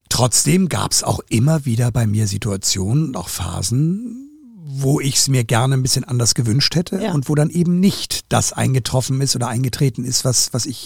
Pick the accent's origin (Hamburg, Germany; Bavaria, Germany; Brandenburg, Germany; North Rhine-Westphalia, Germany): Hamburg, Germany; Und damit habe ich auf jeden Fall meinen Soll als Hamburger